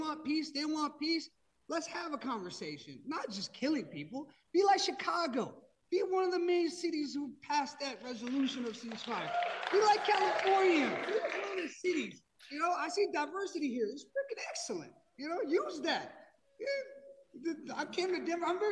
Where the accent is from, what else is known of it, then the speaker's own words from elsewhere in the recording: Pakistan; now in United States; I'm not from Palestine. I'm from Pakistan. You know, I've been in this country for a very, very long time.